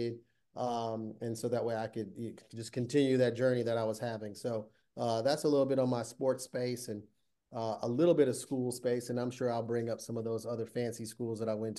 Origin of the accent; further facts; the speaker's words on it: Toledo, Ohio, United States; moved away as an adult; also born or lived in Pittsburgh; I grew up in Toledo, Ohio